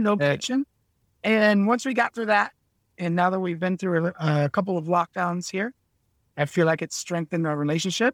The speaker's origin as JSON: {"language": "English", "region": "Scotland", "country": "United Kingdom", "moved": "yes", "lives_now": "Vietnam"}